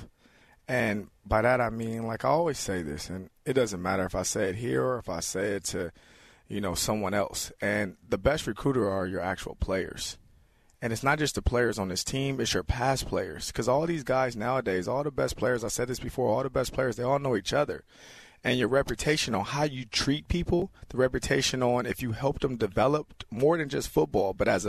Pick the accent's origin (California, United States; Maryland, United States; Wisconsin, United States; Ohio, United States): California, United States; Los Angeles; moved away as an adult; I grew up in South Central Los Angeles